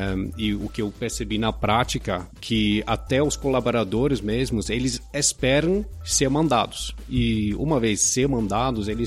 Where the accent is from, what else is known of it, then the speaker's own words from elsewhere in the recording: Pará, Brazil; born there; Já tenho uma longa história com o Brasil, nasci no Pará, é, já comentei com, com vocês, meus pais são holandeses, mas começaram a fazer desenvolvimento rural é, em Cametá, que fica no interior do Pará.